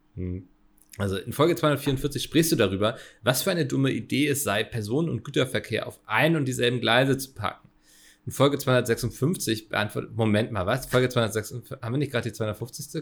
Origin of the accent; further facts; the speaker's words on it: Hamburg, Germany; Ich als Hamburger